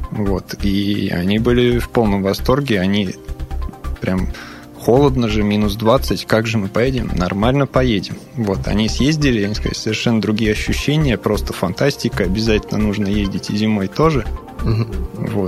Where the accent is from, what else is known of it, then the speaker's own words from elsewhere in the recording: Serbia; Russian is a second language; now in Russia; Из Сербии, да. но живу в России очень давно, поэтому Россию считаю своей второй родиной.